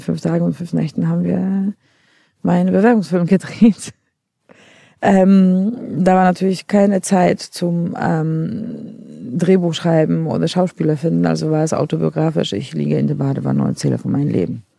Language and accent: German; Poland; accent: Polish; German is a second language; now in Berlin, Germany; ich komme ja ursprünglich aus Polen